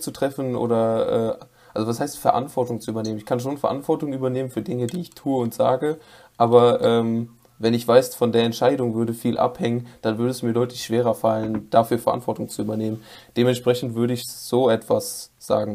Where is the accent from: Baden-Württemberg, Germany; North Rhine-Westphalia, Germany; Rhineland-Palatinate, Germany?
North Rhine-Westphalia, Germany; Ich komme, wie schon erwähnt, aus NRW